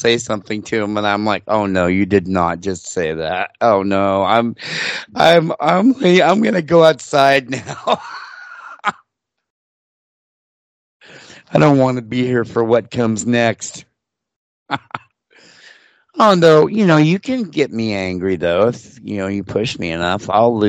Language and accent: English; Portland, United States; I grew up in Portland